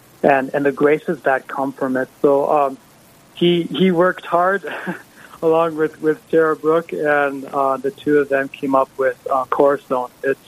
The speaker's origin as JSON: {"language": "English", "town": "Halliday", "region": "North Dakota", "country": "United States", "tie": "born or raised there", "said": "It's actually my home area. I grew up in the Halliday area."}